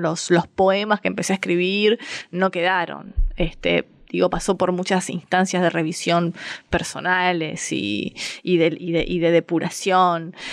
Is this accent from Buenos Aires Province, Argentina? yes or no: yes; Avellaneda, Buenos Aires Province, Argentina; also born or lived in Montserrat, Buenos Aires; now in Buenos Aires, Argentina; soy de Avellaneda